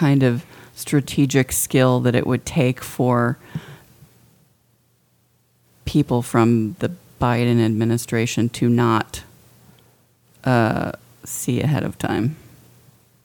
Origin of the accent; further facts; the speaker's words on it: Midwest, United States; moved away; we're from the Midwest